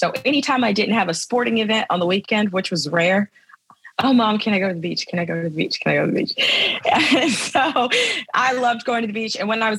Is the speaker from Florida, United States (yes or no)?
yes; Tampa, Florida, United States; also born or lived in Louisiana; So I grew up in Tampa, Florida, and I grew up in a very conservative Christian household.